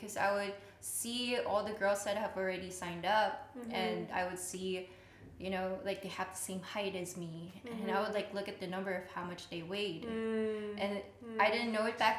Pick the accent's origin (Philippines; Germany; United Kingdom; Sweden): Philippines; in my culture, too, so I'm Filipino